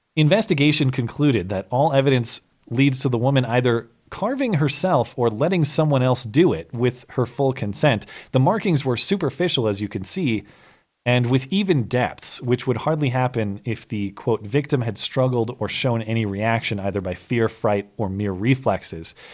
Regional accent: Montana, United States; my home state of Montana

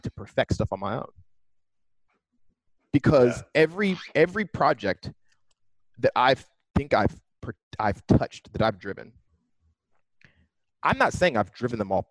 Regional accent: Pittsburgh, Pennsylvania, United States; now in Silicon Valley, United States; growing up in Pittsburgh was interesting because it's not a tiny town

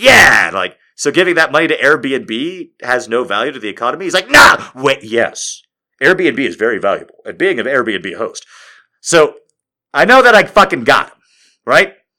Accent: Albuquerque, New Mexico, United States; I'm from Albuquerque.

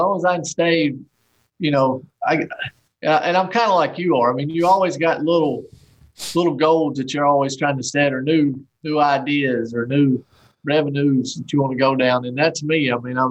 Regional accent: Archdale, North Carolina, United States; there's more rednecks living in this town where I grew up here in Archdale

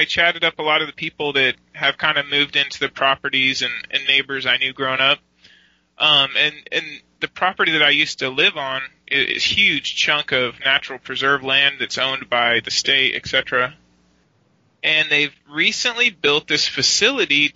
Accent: United States; I'm American

